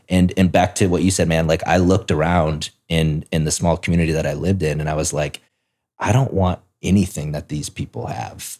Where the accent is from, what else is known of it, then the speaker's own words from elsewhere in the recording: South Dakota, United States; moved away; I grew up in South Dakota, which is a state